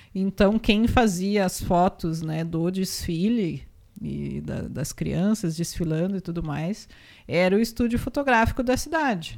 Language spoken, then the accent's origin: Portuguese; Rolante, Rio Grande do Sul, Brazil; born or raised there